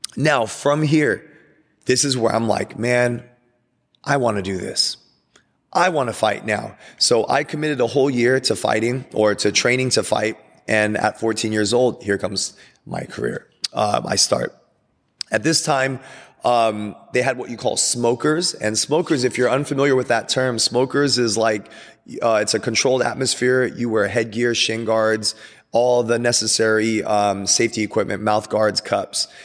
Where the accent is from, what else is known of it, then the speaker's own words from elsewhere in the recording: Glendora, California, United States; We're driving from Glendora, city of Glendora